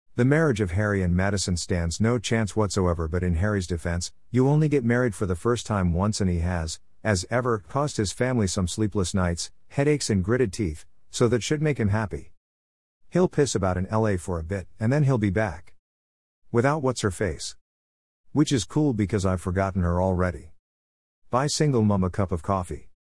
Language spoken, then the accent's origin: English; United Kingdom; being British